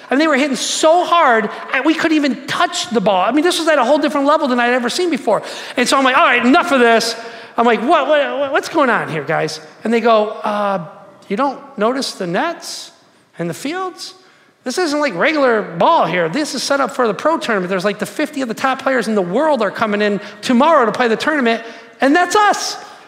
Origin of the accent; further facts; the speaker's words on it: Detroit, Michigan, United States; I'm from Detroit